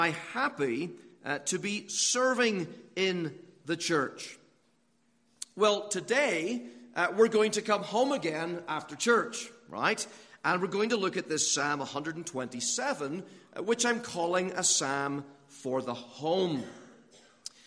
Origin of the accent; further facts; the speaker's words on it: Northern Ireland, United Kingdom; moved away; when I was growing up in Northern Ireland, we had lots of castles over there